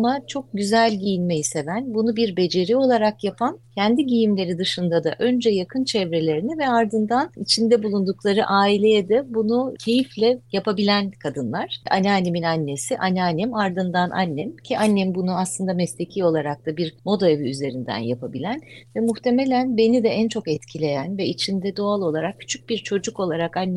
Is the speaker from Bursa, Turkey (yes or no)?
yes; Bursa, Turkey; Bursa'da e, çok becerikli hanımların ve entelektüel bir babanın olduğu bir ailenin içine doğuyorum.